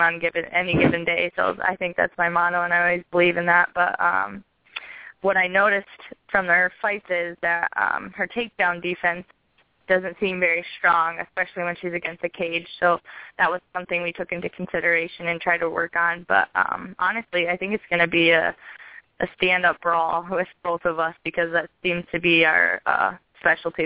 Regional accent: Michigan, United States; I'm from Michigan

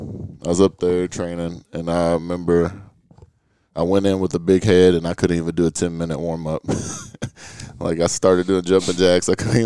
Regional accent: Louisville, Kentucky, United States; I grew up in the West End of Louisville.

